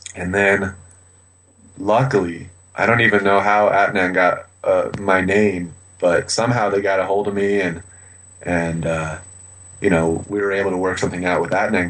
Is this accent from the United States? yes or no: yes; United States; I'm from America